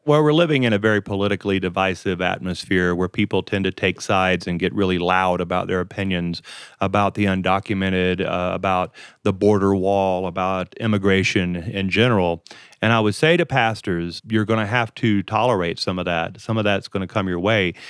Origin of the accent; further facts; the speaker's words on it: Louisiana, United States; moved away; also born or lived in Colorado / Texas; I grew up in Louisiana